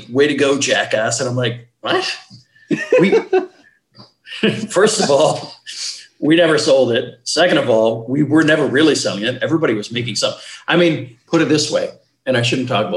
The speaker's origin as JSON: {"language": "English", "country": "Canada", "said": "we're Canadian"}